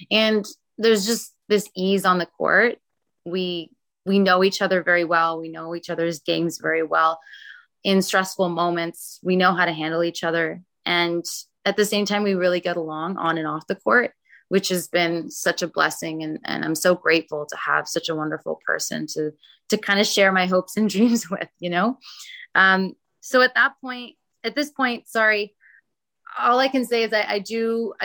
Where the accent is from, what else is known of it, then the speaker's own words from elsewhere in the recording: Toronto, Ontario, Canada; I am born and raised in Toronto